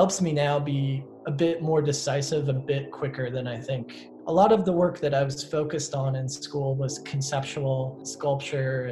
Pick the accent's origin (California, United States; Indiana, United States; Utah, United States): Indiana, United States; Northern; also born or lived in New York City; now in Bloomington, United States; I was booking shows in my hometown, like at a coffee shop